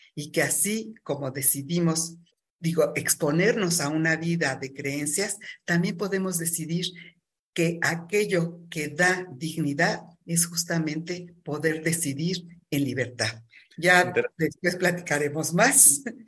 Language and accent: Spanish; Mexico; la mexicana, que es un sincretismo. Eh, nuestros pueblos originarios hablaban del politeísmo